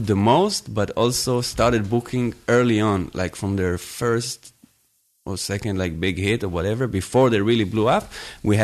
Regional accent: Tel Aviv, Tel Aviv District, Israel; now in Berlin, Germany

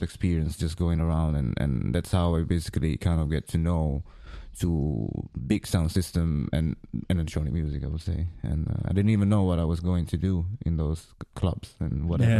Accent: Milan, Lombardy, Italy; English is a second language; also born or lived in Greece; Well, I was born in Greece, and then suddenly after 4 years and a half, I moved to Italy, and then I grew up there in Milano.

